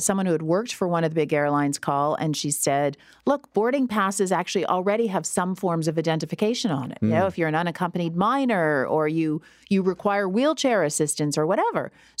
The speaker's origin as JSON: {"language": "English", "town": "Listowel", "region": "Ontario", "country": "Canada", "tie": "born or raised there", "said": "I grew up in Listowel."}